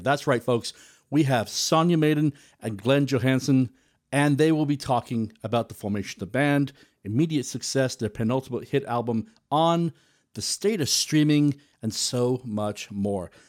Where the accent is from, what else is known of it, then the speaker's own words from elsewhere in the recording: South Wales, United Kingdom; growing up in South Wales